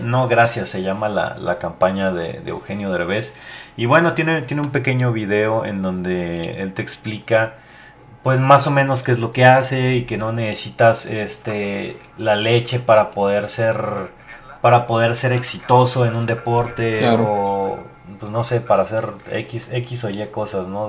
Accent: Mexico; mi país

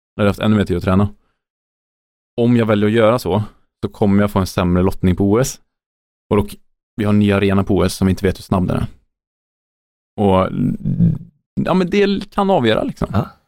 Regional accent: Sweden; Som svensk

